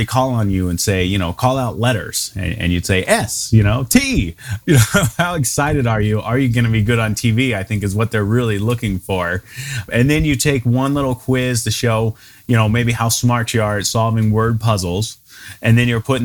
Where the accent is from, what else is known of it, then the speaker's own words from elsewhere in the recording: Memphis, Tennessee, United States; moved away as an adult; also born or lived in Germantown, Tennessee / Knoxville, Tennessee / Chattanooga, Tennessee; now in Fort Collins, United States; I'm originally from Tennessee. Grew up in Memphis, went to school in Knoxville